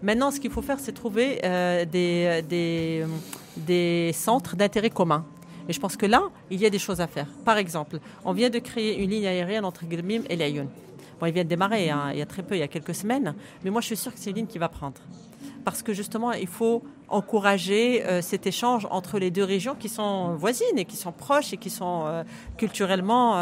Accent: Guelmim-Oued Noun, Morocco; J'appartiens à ma région natale

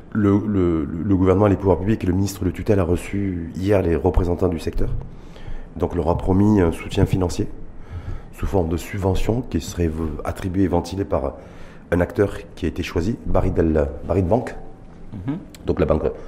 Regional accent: Morocco; chez nous, au Maroc

